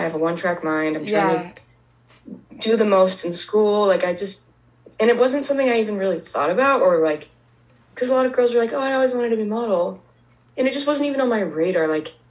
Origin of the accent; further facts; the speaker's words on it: Heber, Utah, United States; moved away as an adult; now in New York, United States; I'm 22 years old. I'm originally from Heber. Usually I say like Park City, Utah